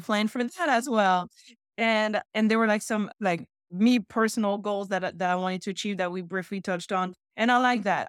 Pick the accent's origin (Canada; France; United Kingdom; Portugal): France; moved away as an adult; also born or lived in Houston, Texas; now in Chicago, United States; my hometown is so close to that. I personally don't want to go back to France